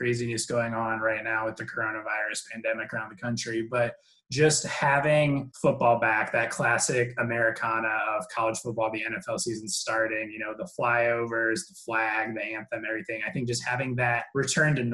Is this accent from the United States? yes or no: yes; South Bend, Indiana, United States; also born or lived in Wisconsin; now in Oklahoma, United States; I spent most of my youth growing up in South Bend, Indiana.